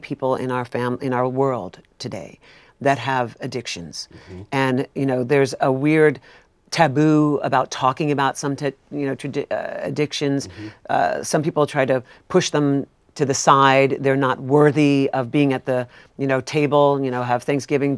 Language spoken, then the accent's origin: English; New York, United States; I'm a New Yorker